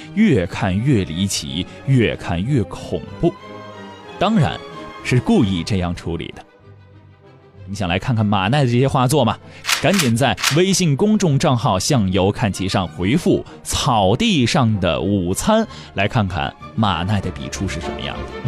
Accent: China; 我们中国人比较缺乏这种宗教感

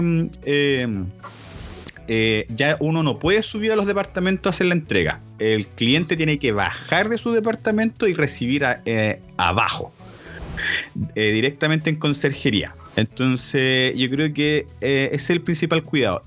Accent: Santiago, Santiago Metropolitan Region, Chile; somos de Santiago de Chile

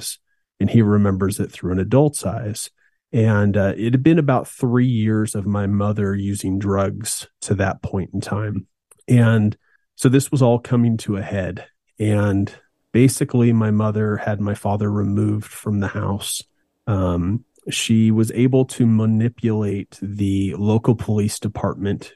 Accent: Meridian, Idaho, United States; also born or lived in Boise, Idaho; we moved from Boise, Idaho to Meridian, Idaho

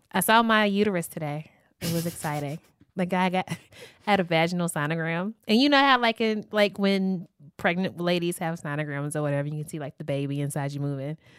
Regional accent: Louisville, Kentucky, United States; I'm from Louisville, Kentucky

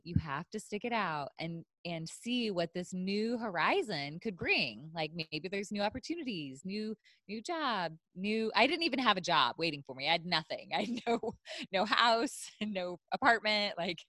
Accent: Illinois, United States; also born or lived in Ohio; now in San Diego, United States; I'm from Illinois, and I lived in Ohio.

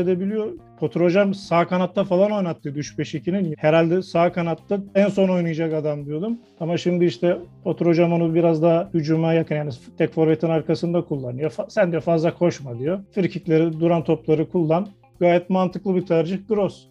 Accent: Kocaeli, Turkey; ben Kocaeli'liyim

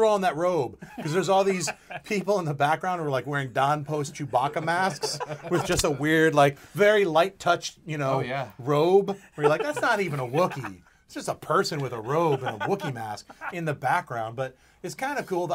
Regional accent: West Haven, Connecticut, United States; I grew up in West Haven right along the coast.

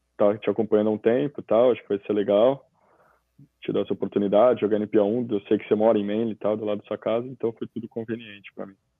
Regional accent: São Paulo, Brazil; born or raised there; moved away as an adult; also born or lived in Cascais, Portugal; now in Australia

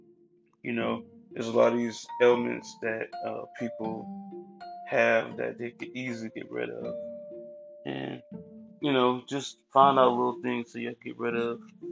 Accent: Cleveland, Ohio, United States; also born or lived in Columbus, Ohio; I recently moved back to Cleveland like a couple months ago. I was in Columbus like last year and partly this year, but you know, things happen. You know, I miss my hometown

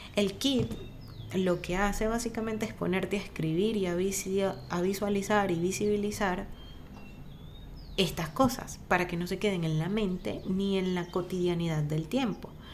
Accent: Venezuela; moved away; como venezolanos

